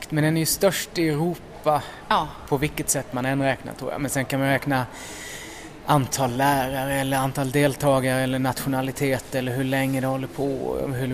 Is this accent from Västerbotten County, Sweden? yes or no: no; Älmhult, Kronoberg County, Sweden; moved away; Älmhult i Småland, ja.